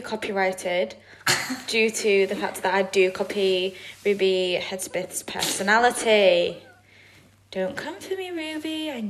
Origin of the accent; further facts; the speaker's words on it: England, United Kingdom; we're both from England